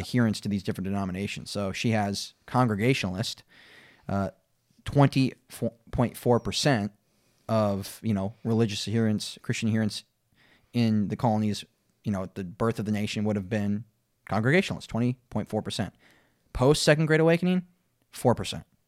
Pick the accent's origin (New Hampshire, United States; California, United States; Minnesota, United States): Minnesota, United States; I'm from Minnesota